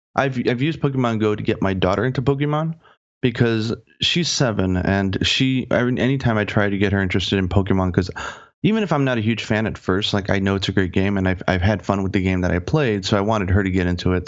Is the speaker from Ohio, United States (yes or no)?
yes; Cleveland, Ohio, United States; moved away as an adult; now in Japan; I'm from Cleveland, Ohio, and in Cleveland, you can't, they don't exactly have Japanese language courses all over the place.